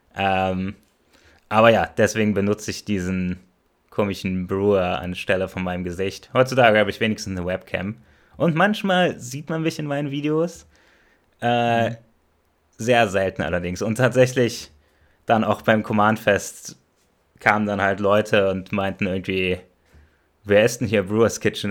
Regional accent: Germany; first language German; wir kommen alle aus Deutschland

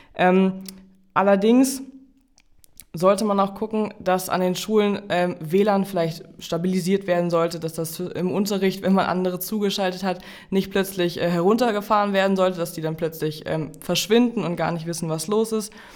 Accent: Jork, Lower Saxony, Germany; im Landkreis Stade, Stade ist das Kirchenland bei uns in York

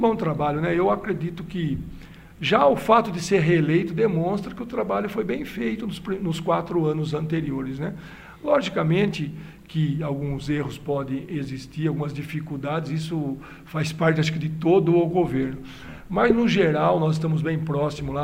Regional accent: Limeira, São Paulo, Brazil; eu sou de Limeira

